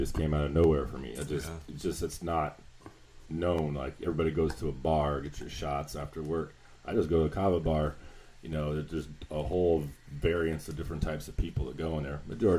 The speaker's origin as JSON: {"language": "English", "town": "Seattle", "region": "Washington", "country": "United States", "moved": "as an adult", "lives_now": "Florida, United States", "said": "I'm from Seattle, Washington"}